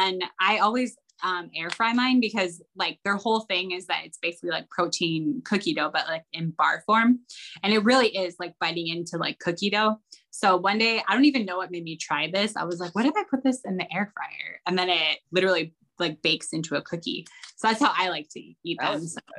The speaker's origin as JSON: {"language": "English", "region": "Midwest", "country": "United States", "tie": "born or raised there", "said": "Growing up in the Midwest, everyone calls it puppy chow, but yeah, it's Muddy Buddies everywhere else apparently."}